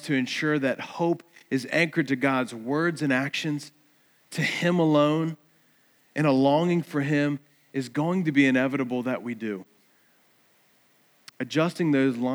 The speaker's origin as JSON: {"language": "English", "region": "Eastern Shore", "country": "United States", "tie": "born or raised there", "said": "growing up on the Eastern Shore"}